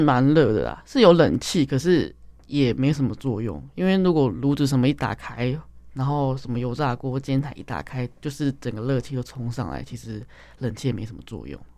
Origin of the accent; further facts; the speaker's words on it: Taipei, Taiwan; 我就生在台北